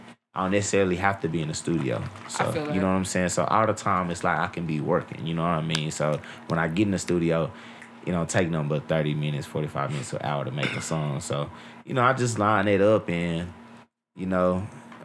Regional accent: Dallas, Texas, United States; I'm from Dallas, Texas

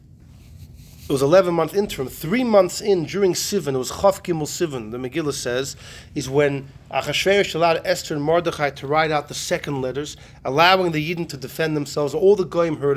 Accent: Melbourne, Victoria, Australia; moved away; I grew up in Australia

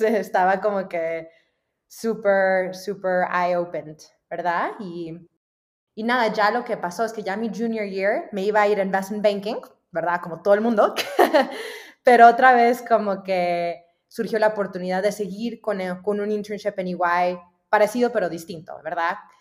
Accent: Dallas, Texas, United States; moved away as an adult; also born or lived in Guadalajara, Mexico / Los Angeles, United States / Miami, United States; now in Mexico City, Mexico; nos mudamos a Dallas, a Texas, que, que, fue donde crecí toda la vida, ¿verdad? Hasta los 18 años

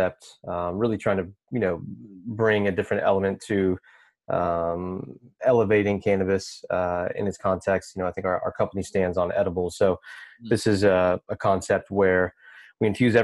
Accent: Lexington, Kentucky, United States; moved away; also born or lived in Minneapolis, Minnesota; I grew up in Lexington, Kentucky

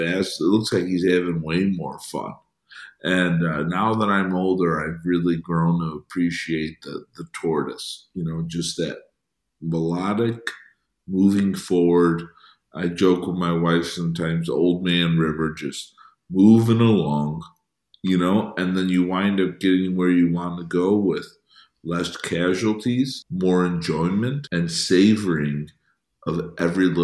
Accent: Chicago, Illinois, United States; I grew up in Chicago

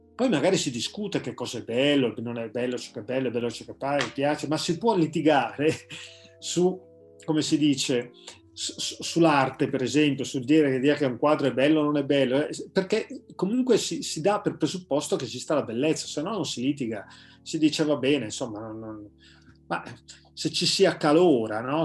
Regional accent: Carate Brianza, Lombardy, Italy; della parrocchia di Carate Brianza, insomma il paese dove io sono nato e cresciuto

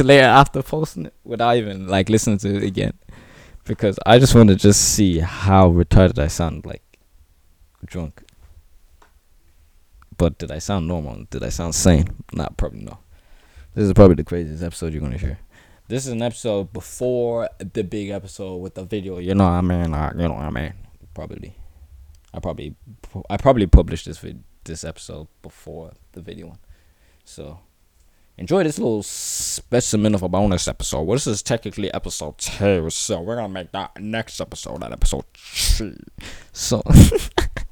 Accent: Ireland; I'm Irish

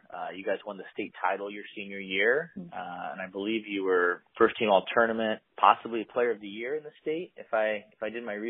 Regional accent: Eugene, Oregon, United States; I grew up in Eugene also.

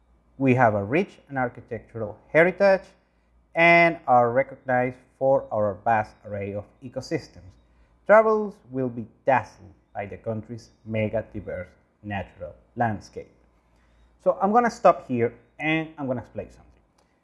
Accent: Caracas, Capital District, Venezuela; English is a second language; now in France; I'm your Venezuelan tour guide. I was born in Caracas in 1994 and grew up between the country and the city.

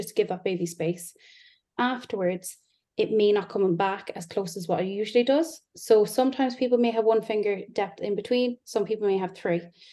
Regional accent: Ireland; now in Yorkshire, United Kingdom; As you can tell, I'm not English, I'm Irish. So I live in Yorkshire.

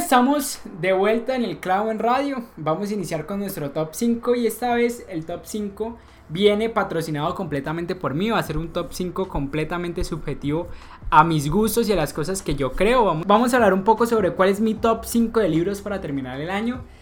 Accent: Colombia; somos colombianos

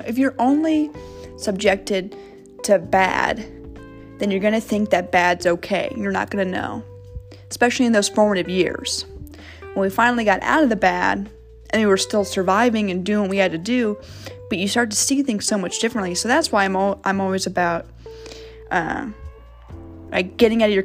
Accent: Kansas City, United States; also born or lived in St. Louis, Missouri; second grade, I moved from St. Louis to Kansas City

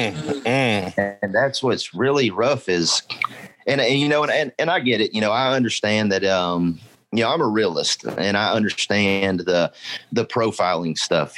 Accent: United States; us as American people

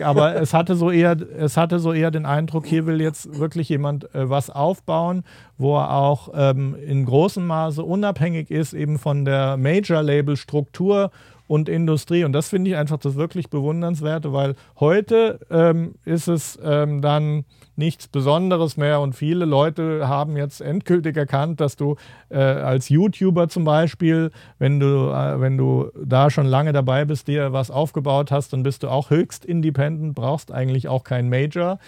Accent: Giessen, Hesse, Germany; also born or lived in Frankfurt; bei uns in Gießen waren halt die Amerikaner

